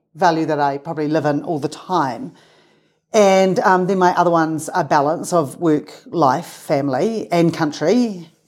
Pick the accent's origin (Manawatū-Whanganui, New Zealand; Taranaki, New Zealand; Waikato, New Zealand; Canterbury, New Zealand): Canterbury, New Zealand; Christchurch; moved away as an adult; also born or lived in Salt Lake City, Utah / Castle Hill Village, New Zealand; now in Utah, United States; I grew up right next to the Pacific Ocean, so I grew up on the water